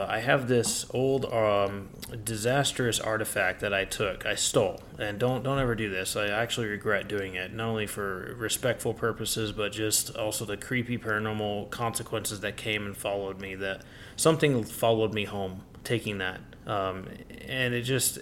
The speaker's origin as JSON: {"language": "English", "town": "Salt Lake City", "region": "Utah", "country": "United States", "tie": "born or raised there", "said": "I grew up in Sugar House, old-time Sugar House in Utah"}